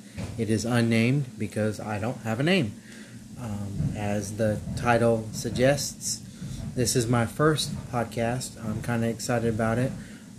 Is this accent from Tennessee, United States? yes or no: no; Arizona, United States; moved away as an adult; now in Mobile, United States; I'm from Arizona, born and raised there, and then moved to Mobile for ministry. So I am currently residing in Mobile, Alabama, in the city of Theodore, Alabama.